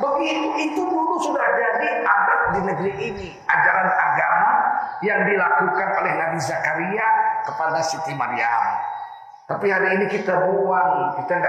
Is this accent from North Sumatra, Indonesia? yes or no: yes; North Sumatra, Indonesia